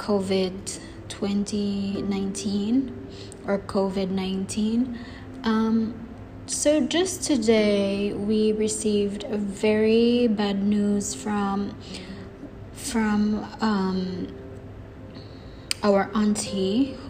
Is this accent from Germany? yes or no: no; Philippines; now in Dubai, United Arab Emirates; I am from the Philippines. I am 24 years old and I'm currently based here in the Middle East, specifically Dubai, United Arab Emirates.